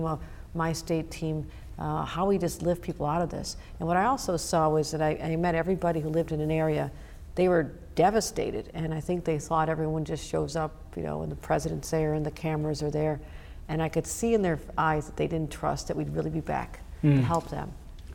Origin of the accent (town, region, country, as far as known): Buffalo, New York, United States; born or raised there